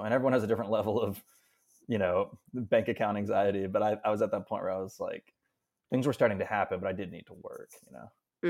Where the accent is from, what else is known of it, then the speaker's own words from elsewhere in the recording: Pittsburgh, Pennsylvania, United States; moved away as an adult; now in New York, United States; I'm from Pittsburgh. I moved to New York after, after college in two thousand twelve